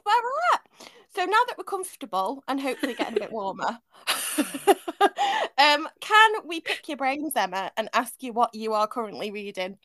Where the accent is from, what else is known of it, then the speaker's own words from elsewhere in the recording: Manchester, North West England, United Kingdom; moved away; I grew up partly in Manchester